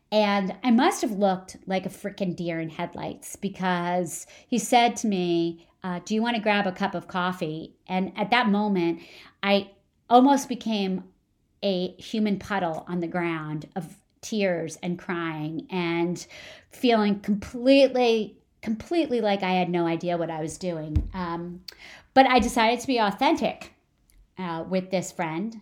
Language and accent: English; New Jersey, United States; moved away; I grew up in New Jersey. I grew up about twenty minutes from the George Washington Bridge